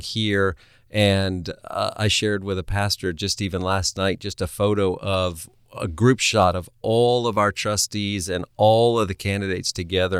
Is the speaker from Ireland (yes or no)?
no; New England, United States; moved away; I am originally from New England, where families live in the same house for generations.